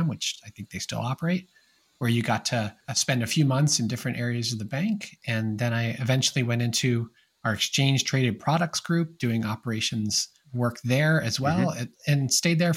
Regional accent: White Plains, New York, United States; also born or lived in Tarrytown, New York / Bethlehem, Pennsylvania; I grew up in Westchester County in New York, in both the Tarrytown area and White Plains

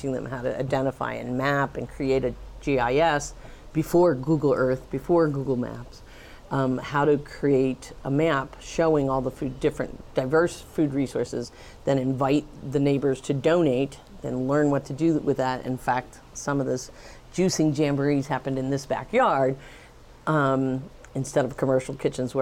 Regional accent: Pennsylvania, United States; now in Tucson, United States; I grew up in Pennsylvania

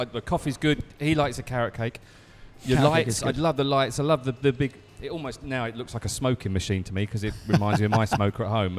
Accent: Essex, East of England, United Kingdom; I grew up in Essex, southeast

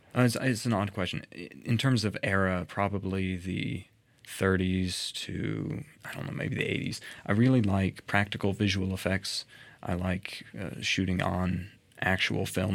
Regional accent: Murfreesboro, Tennessee, United States; I was born here in Murfreesboro, and I've lived here pretty much my entire life

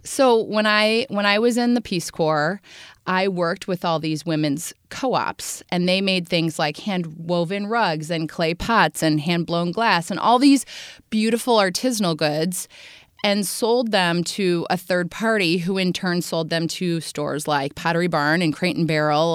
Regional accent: Indiana, United States; moved away; I grew up in Indiana, so I am a Midwestern girl

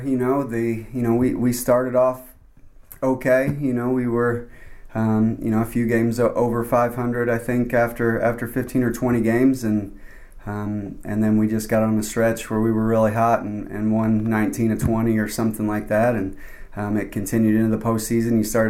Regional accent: Little Rock, Arkansas, United States; now in Buies Creek, United States; You know, I came from Little Rock, Arkansas, which is very different, you know, than Buies Creek, North Carolina.

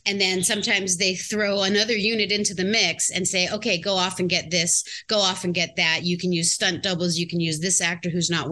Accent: Native Hawaiian, United States; I'm Native Hawaiian.

